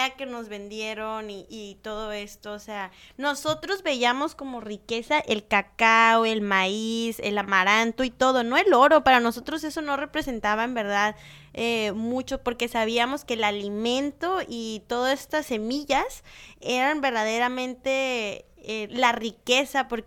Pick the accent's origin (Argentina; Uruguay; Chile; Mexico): Mexico; como mexicanos